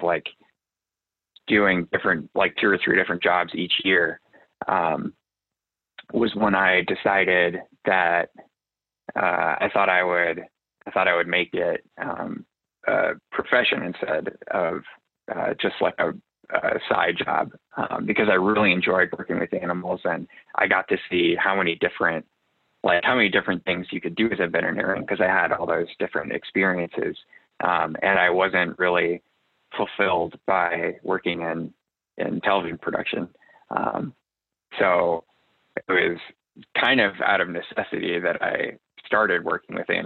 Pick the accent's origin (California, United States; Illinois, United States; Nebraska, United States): Illinois, United States; just outside Chicago; also born or lived in Des Moines, Iowa / New York; I grew up in the Midwest, just outside Chicago, and then moved to Iowa for undergrad